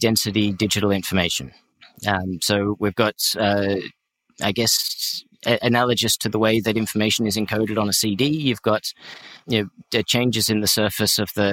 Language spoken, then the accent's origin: English; Australia; I consider myself to be culturally Western European, even though I'm Australian.